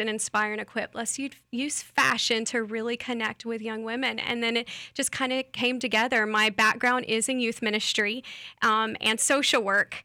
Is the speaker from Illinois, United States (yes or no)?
no; Lakeland, Florida, United States; I'm from here, I'm from Lakeland, from Polk County, I'm a Polk County girl.